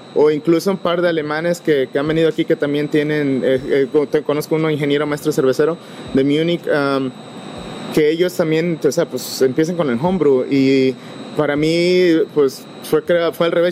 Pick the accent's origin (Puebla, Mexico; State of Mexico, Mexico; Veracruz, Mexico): Veracruz, Mexico; moved away as an adult; now in Fredericksburg, United States; cuando me moví de, de, Veracruz, de mi pueblo natal, este, para aquí, el estado de Texas